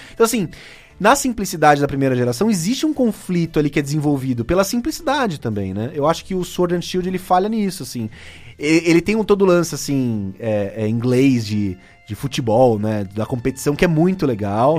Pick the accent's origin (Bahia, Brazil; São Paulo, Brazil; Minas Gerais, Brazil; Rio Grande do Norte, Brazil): São Paulo, Brazil; Cubatão; moved away; eu sou daqui de Cubatão